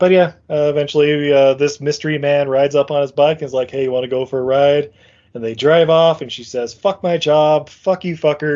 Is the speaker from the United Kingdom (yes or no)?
yes; United Kingdom; You know, because I'm British and whatnot, I guess.